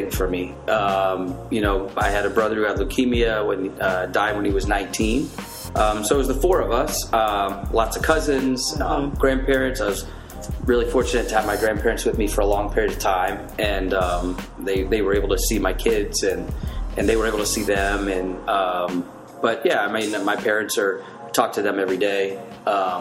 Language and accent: English; Gettysburg, Pennsylvania, United States; moved away; I grew up in small town historic Gettysburg, Pennsylvania